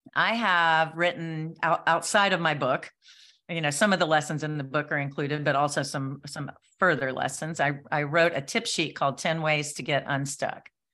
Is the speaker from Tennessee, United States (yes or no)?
yes; Nashville, Tennessee, United States; I'm from Nashville